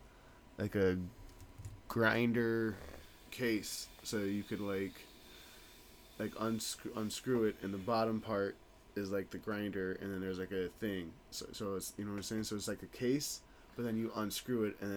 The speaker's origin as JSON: {"language": "English", "town": "Denver", "region": "Colorado", "country": "United States", "tie": "born or raised there", "said": "I'm born and raised in Denver."}